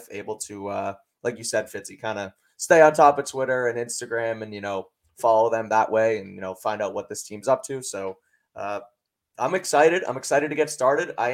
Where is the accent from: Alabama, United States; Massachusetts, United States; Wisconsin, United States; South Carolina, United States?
Massachusetts, United States; Boston; I'm local from from Mass, from around the city of Boston